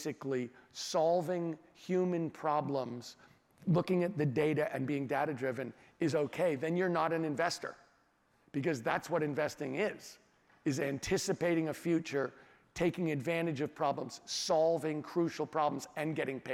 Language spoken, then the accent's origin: English; California, United States; as a Californian and as American